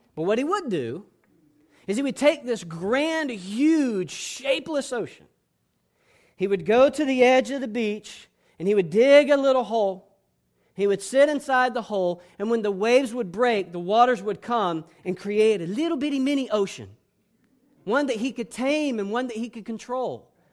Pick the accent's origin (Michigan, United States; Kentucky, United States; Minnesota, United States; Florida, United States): Florida, United States; Panama City; moved away; I spent years growing up in Panama City, Florida